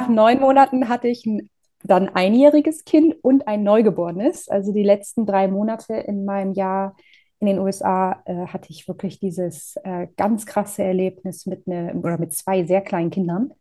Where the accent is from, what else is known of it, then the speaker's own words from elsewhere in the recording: Northern Germany, Germany; moved away as an adult; also born or lived in Groningen, Netherlands; ich komme aus Norddeutschland.